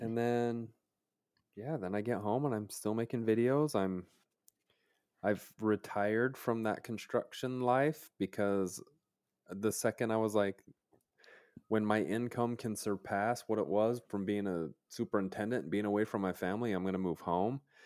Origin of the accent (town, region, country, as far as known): Utah, United States